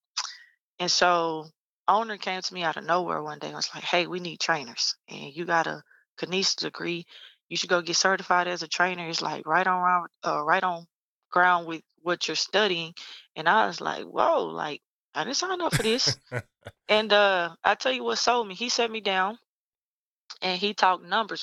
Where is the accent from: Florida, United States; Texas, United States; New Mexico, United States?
Texas, United States; Lufkin; moved away as an adult; transition me back to my hometown to start my own thing